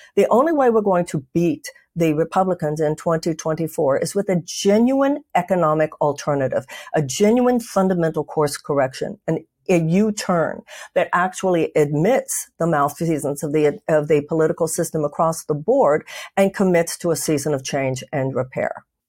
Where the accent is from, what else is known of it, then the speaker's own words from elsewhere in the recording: United States; I'm an American